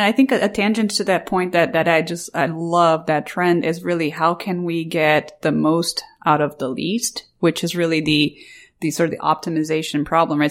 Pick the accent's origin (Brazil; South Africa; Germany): Brazil; moved away; I, I grew up in Brazil